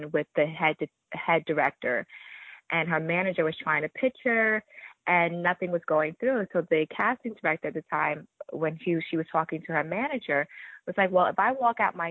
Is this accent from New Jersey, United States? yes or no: yes; New Jersey, United States; I'm from Jersey. So I'm a Jersey girl through and through, so born and raised here